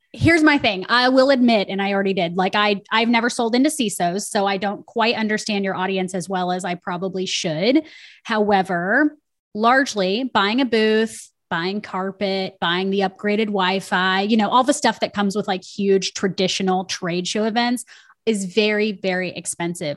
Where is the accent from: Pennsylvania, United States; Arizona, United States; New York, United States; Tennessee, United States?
Tennessee, United States; Nashville; I'm from Nashville, Tennessee.